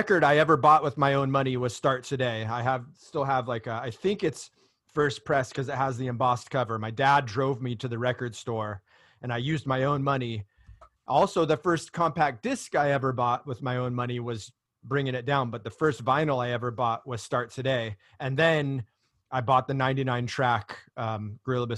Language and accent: English; Orange County, California, United States; I grew up in Orange County, California, you know, early 90s